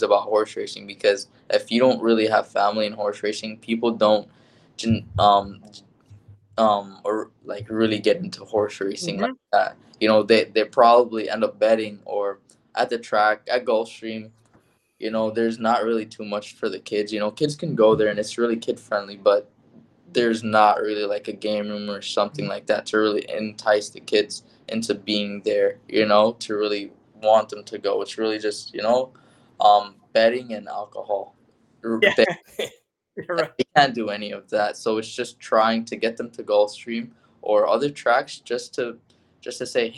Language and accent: English; Hollywood, Florida, United States; also born or lived in Pembroke Pines, Florida; I grew up in this area, born and raised in Hollywood, Pembroke Pines, Florida